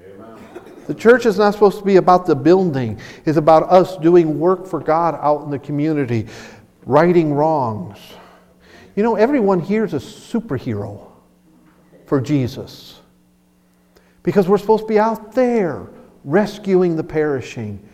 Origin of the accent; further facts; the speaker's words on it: Chicago, Illinois, United States; Growing up in Chicago, I knew a lot of people